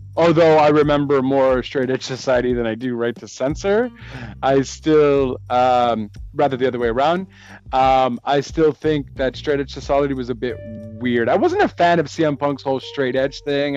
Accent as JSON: {"language": "English", "country": "Canada", "accent": "Canadian", "said": "my Canadian accent"}